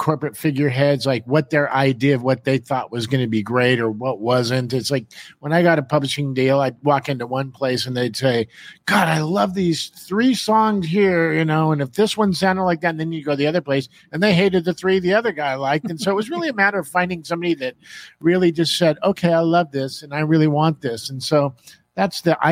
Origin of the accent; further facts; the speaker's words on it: Los Angeles, California, United States; what I grew up with in Hollywood